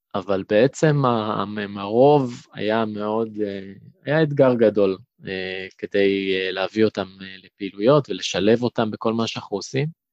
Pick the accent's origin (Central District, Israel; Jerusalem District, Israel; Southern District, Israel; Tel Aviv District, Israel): Tel Aviv District, Israel; Kiryat Ono; also born or lived in London, Ontario, Canada; בקבוצת הפועל קריית אונו, שם גדלתי